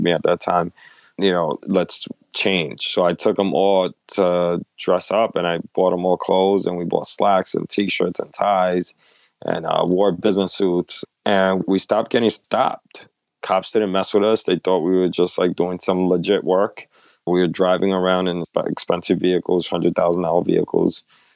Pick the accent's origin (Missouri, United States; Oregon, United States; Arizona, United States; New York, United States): New York, United States; New York City; I grew up in New York, in the Lower East Side, 80s, 90s, very drug-infested neighborhood at that time.